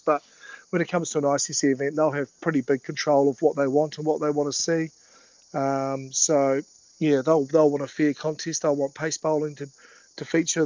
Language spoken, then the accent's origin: English; Timaru, Canterbury, New Zealand; moved away as an adult; now in Brisbane, Australia; growing up in the South Island